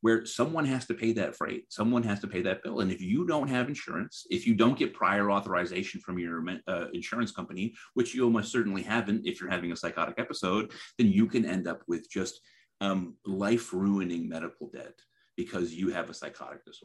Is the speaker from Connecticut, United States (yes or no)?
yes; Middletown, Connecticut, United States; I'm from Middletown, Connecticut, where Connecticut Valley Hospital is